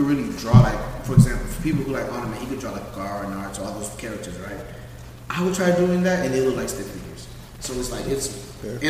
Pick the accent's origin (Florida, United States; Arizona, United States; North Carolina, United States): Florida, United States; Palm Beach County; We're from Palm Beach County. We're Haitian.